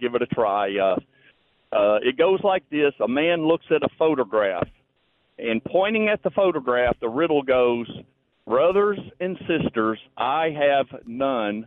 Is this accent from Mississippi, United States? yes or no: yes; Mississippi, United States; I'm from Mississippi